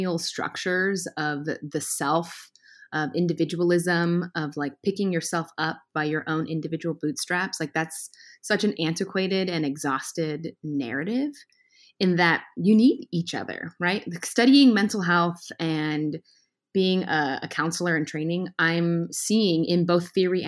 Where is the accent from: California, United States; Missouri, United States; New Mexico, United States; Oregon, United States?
California, United States; Redlands; I grew up in Redlands with a single mom